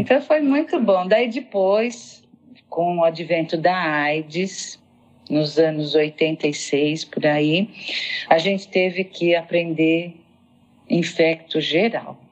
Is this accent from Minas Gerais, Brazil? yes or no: no; São Paulo, Brazil; eu sou paulistana, né? nasci em São Paulo